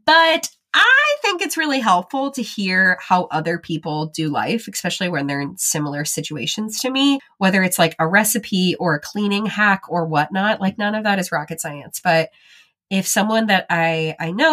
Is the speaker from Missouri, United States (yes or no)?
yes; St. Louis, Missouri, United States; moved away as an adult; now in West Central Illinois, United States; I grew up outside of St. Louis.